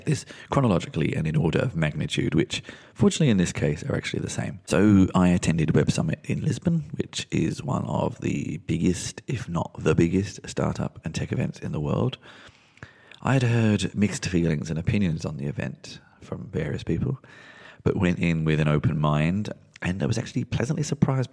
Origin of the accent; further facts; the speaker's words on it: London, United Kingdom; I was born in London.